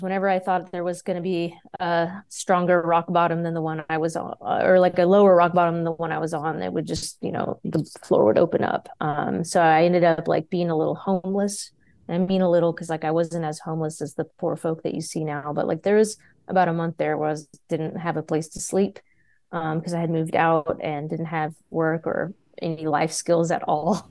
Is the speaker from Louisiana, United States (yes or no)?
no; Texas, United States; also born or lived in Austin, Texas; born and raised here in Texas, uh, I've only lived outside of Texas for two years.